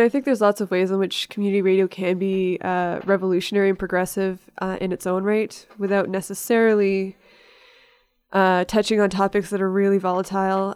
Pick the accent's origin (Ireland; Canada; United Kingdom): Canada; Victoria, British Columbia; moved away as an adult; also born or lived in Toronto; Victoria, my hometown